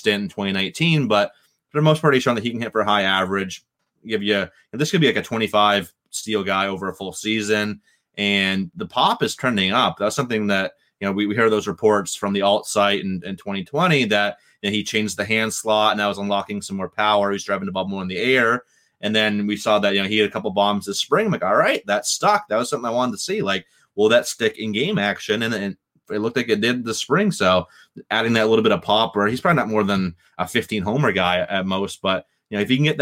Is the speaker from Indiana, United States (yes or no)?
no; Boston, Massachusetts, United States; my hometown Red Sox